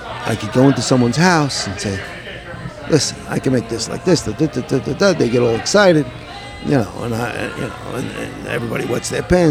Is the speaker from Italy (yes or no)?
no; Lodi, New Jersey, United States; I mean, I grew up in Lodi.